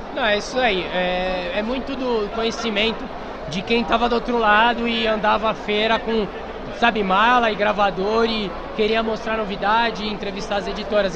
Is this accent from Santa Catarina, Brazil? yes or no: no; Baixada Santista, São Paulo, Brazil; eu sou da Baixada Santista, então eu sou eu sou um carioca só que com paulista